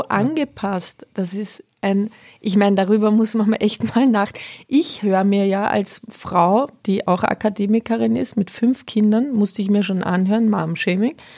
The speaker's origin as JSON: {"language": "German", "country": "Austria", "moved": "yes", "lives_now": "Bavaria, Germany", "said": "Jetzt komme ich aus Österreich, ja. kleinem katholischen Dörfchen"}